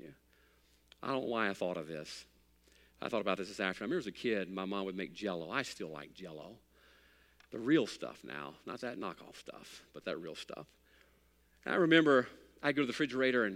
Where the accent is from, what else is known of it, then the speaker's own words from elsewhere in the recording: United States; I'm an American